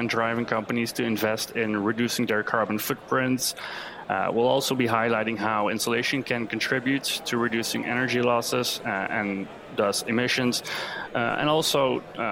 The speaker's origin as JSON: {"language": "English", "country": "Belgium", "tie": "born or raised there", "said": "born and raised in Belgium"}